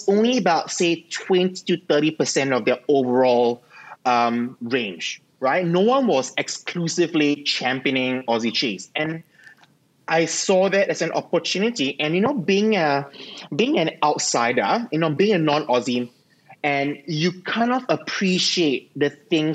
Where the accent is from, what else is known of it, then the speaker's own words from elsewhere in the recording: Singapore; moved away as an adult; now in Melbourne, Australia; I grew up in Singapore